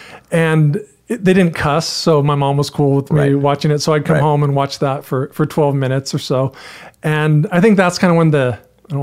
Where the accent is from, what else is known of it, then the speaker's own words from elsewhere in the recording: Carlsbad, California, United States; Carlsbad, San Diego County.